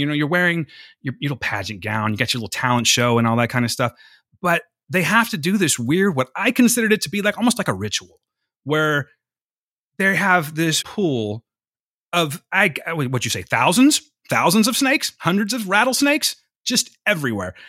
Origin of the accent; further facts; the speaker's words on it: California, United States; I'm from California.